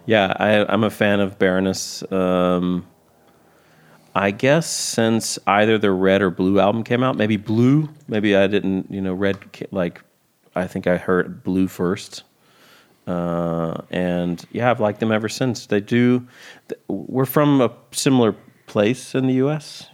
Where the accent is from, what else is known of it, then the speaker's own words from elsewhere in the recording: Columbia, South Carolina, United States; I'm from Columbia, South Carolina, which is just a couple hours into South Carolina from Georgia.